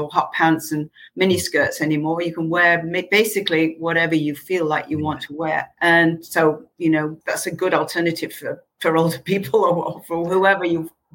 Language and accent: English; Manchester, North West England, United Kingdom; moved away; I'm from bloody Manchester